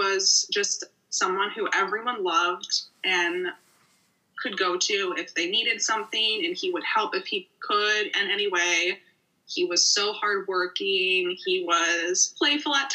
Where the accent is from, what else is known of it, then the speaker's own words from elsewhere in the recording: Morton Grove, Chicago suburbs, Illinois, United States; I am from the Chicago suburbs, Morning Grove to be exact. And yeah, it was a very smooth childhood.